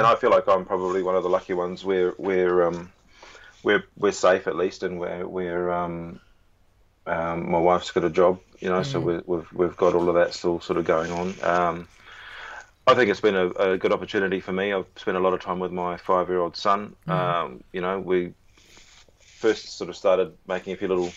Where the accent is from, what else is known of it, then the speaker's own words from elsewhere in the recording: New Zealand; moved away as an adult; also born or lived in London, United Kingdom; now in Melbourne, Australia; I'm obviously a Kiwi